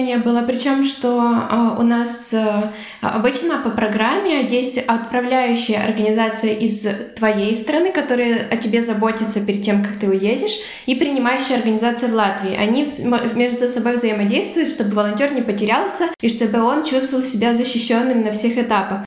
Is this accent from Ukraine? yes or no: yes; Ukraine; moved away as an adult; now in Latvia; Вообще я сама из Украины